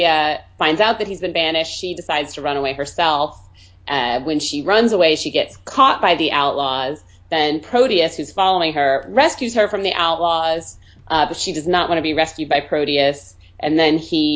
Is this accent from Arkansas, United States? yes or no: yes; Little Rock, Arkansas, United States; moved away as an adult; also born or lived in Chicago / Illinois; I grew up here in Arkansas in Little Rock.